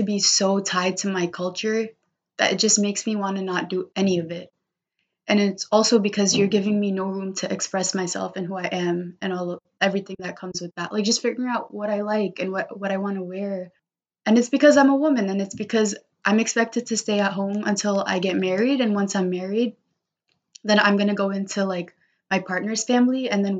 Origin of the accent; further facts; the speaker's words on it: United States; born there; Where I'm just like, I can show up as an Indian woman and also understand that I'm also a kid born in America.